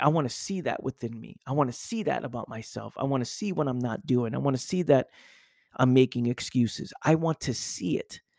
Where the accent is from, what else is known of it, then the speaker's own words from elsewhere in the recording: New York City, New York, United States; living in my parents' house, growing up in the Bronx